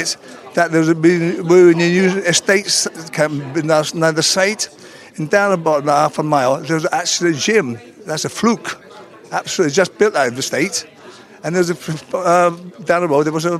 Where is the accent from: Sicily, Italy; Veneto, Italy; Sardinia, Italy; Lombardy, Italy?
Sardinia, Italy; moved away; also born or lived in Bedford, England; I'm from Sardinia, you know, Joyless place, right? I brought up in Sardinia, but obviously I brought up in Bedford as well, actually, Bedford.